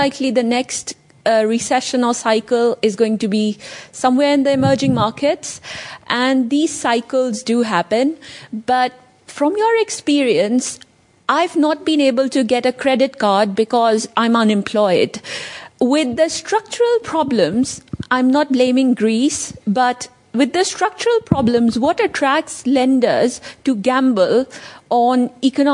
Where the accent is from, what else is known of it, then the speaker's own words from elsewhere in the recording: Pakistan; moved away; I am originally from Pakistan